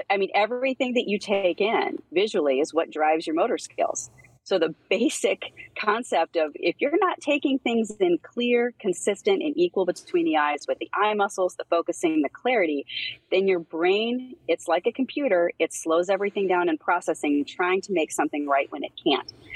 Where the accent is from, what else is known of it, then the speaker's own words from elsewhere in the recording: Pennsylvania, United States; I grew up in Pennsylvania